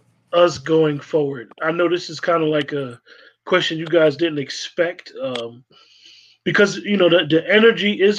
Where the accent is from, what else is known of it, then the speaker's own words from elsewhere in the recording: New Jersey, United States; moved away; I grew up in suburbia in Jersey